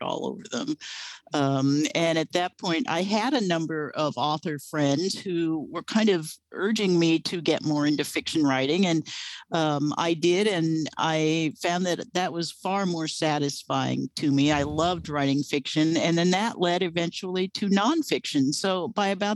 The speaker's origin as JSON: {"language": "English", "town": "Los Angeles", "region": "California", "country": "United States", "tie": "born or raised there", "said": "I grew up in the Southern California area. I am born and raised Los Angelino"}